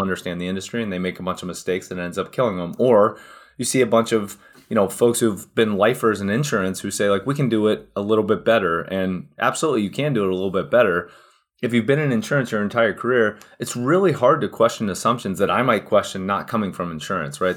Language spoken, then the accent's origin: English; Cincinnati, Ohio, United States; born and raised in Cincinnati, Ohio, still here today, actually.